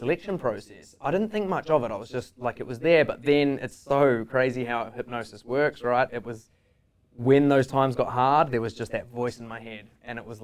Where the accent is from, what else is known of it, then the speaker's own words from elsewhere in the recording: New Zealand; moved away as an adult; also born or lived in England; now in Australia; I was born in England and I lived there till I was 10, and then I was in New Zealand